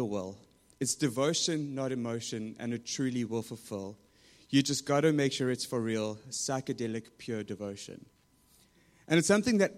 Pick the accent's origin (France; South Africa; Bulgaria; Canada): South Africa; moved away; growing up in South Africa